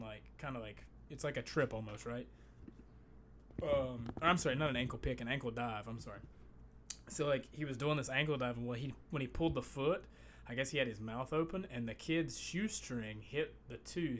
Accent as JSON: {"language": "English", "region": "Appalachia", "country": "United States", "tie": "born or raised there", "said": "I grew up like in Appalachian America"}